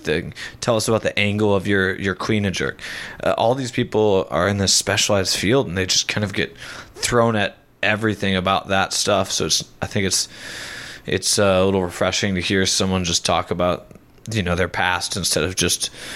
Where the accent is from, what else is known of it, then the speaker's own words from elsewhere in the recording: United States; as a American